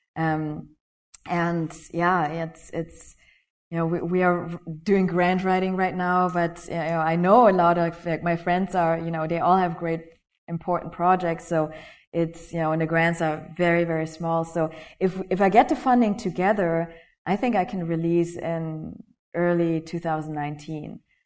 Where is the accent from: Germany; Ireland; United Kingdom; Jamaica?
Germany; moved away; also born or lived in Malaysia; I was born Malaysia. I grew up in Germany